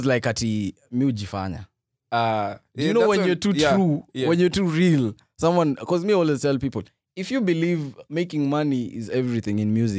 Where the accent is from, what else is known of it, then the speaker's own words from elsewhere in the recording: Nairobi, Kenya; Yeah, out of the, being raised in the ghetto. Where? 35, 60. Uh-huh. I'm from Umoja.